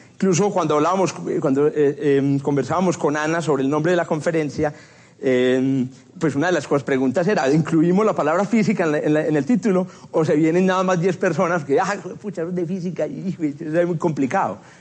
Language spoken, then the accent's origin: Spanish; Paisa region, Antioquia, Colombia; accent: paisa; soy muy paisa y se me escapan expresiones paisas